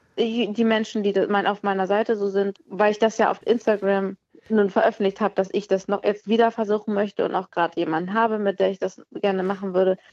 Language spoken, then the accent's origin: German; near Kiel, Schleswig-Holstein, Germany; ich bin ja aus der Nähe von Kiel